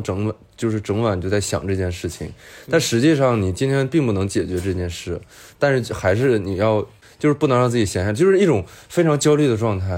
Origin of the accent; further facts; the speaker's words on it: Northeast China, China; also born or lived in Beijing; now in Shanghai, China; 我们东北人话